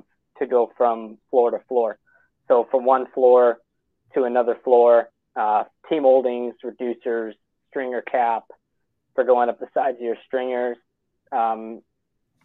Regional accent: Red Deer, Alberta, Canada; I actually grew up, I was born in Red Deer, and I grew up just north of Red Deer in Pinoca County.

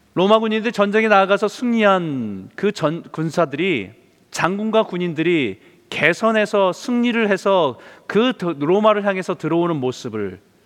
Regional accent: South Korea; now in Vancouver, Canada; 우리는 또 한국 사람

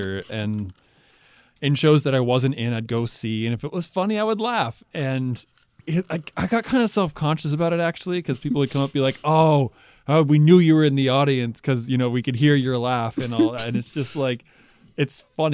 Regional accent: United States; I certainly was just being the American at that point

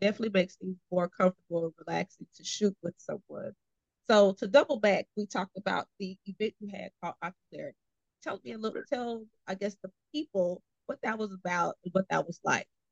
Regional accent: Austin, Texas, United States; moved away as an adult; now in Houston, United States; I'm originally from Austin, Texas. So um, I came here for college and stayed.

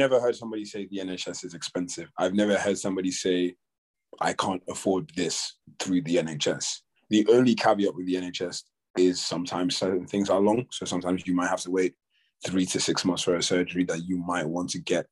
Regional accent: Nigeria; now in United Kingdom; growing up in Nigeria

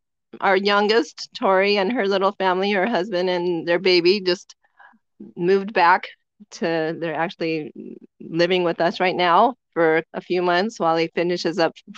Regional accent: Nevada, United States; moved away as an adult; also born or lived in Las Vegas, Nevada / Sparks, Nevada / Sacramento, California / Pima, Arizona; now in Gila Valley, United States; I was in Las Vegas till I was 11, and then we moved to Sparks, Nevada, where I lived until I graduated.

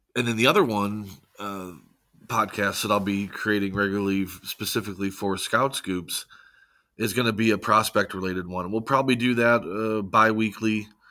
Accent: St. Louis, Missouri, United States; born and raised in Saint Louis, uh, Missouri

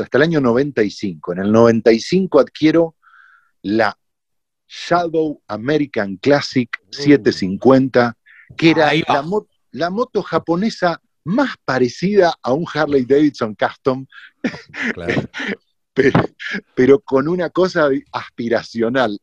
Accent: Argentina

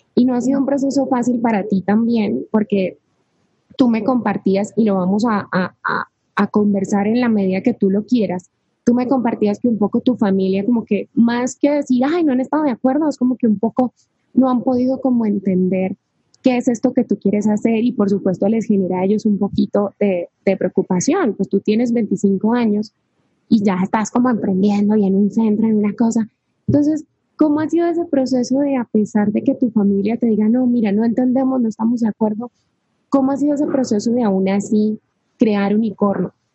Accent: Cali, Valle del Cauca, Colombia; Dani y yo somos de la misma ciudad, somos de Cali, de Colombia

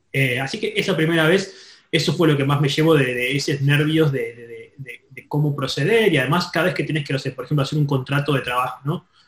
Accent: Argentina; moved away; also born or lived in Los Angeles; somos una empresa en Los Ángeles, soy argentino

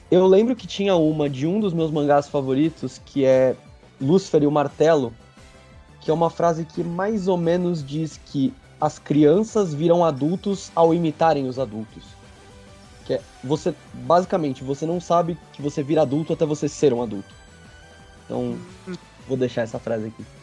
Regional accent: Santos, São Paulo, Brazil; now in São Paulo, Brazil; Eu atualmente moro em São Paulo, mas eu sou natural de Santos

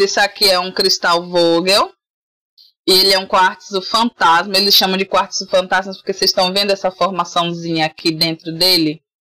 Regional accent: Salvador, Bahia, Brazil; eu fui criada num bairro periférico de Salvador. Para quem não percebeu, eu sou baiana, né? Moro em Salvador, na Bahia.

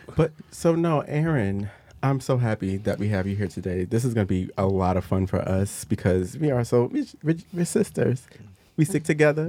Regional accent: Virginia, United States; I was raised in Virginia for the most part

